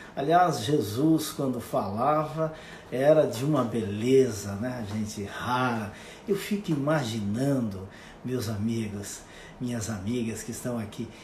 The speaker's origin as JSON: {"language": "Portuguese", "town": "Monte Carlo", "region": "Santa Catarina", "country": "Brazil", "tie": "born or raised there", "said": "Monte Carlo, aonde eu nasci. E isso fica no oeste catarinense, numa pequena comunidade com 8, 9 mil habitantes."}